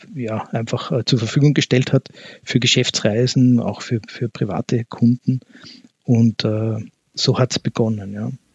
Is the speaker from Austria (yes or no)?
yes; Vienna, Austria; ich selber bin in Wien geboren und auch hier aufgewachsen